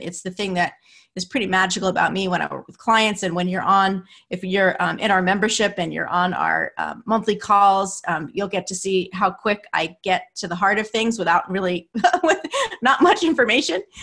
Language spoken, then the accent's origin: English; New Jersey, United States; I'm from New Jersey, and my parents are from Brooklyn